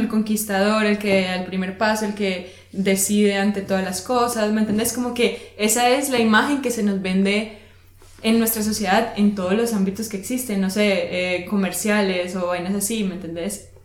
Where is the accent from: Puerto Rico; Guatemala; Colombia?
Colombia; now in Germany; como colombiano acá en Alemania